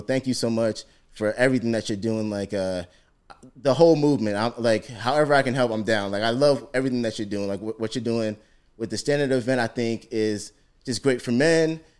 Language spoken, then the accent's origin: English; Ghana; I'm Ghanaian